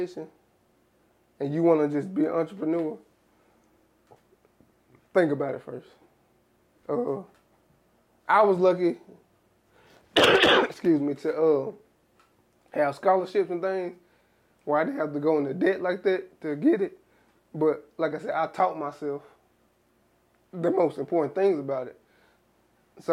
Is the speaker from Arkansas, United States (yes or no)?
yes; South Arkansas, United States; I'm from South Arkansas